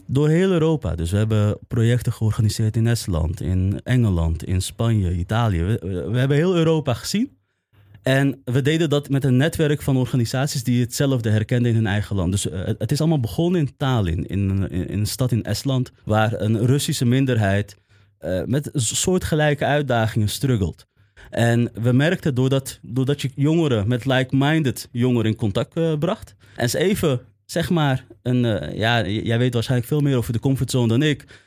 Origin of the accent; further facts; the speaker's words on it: Amsterdam, North Holland, Netherlands; in West en Nieuw-West, in de omgeving waar ik ben opgegroeid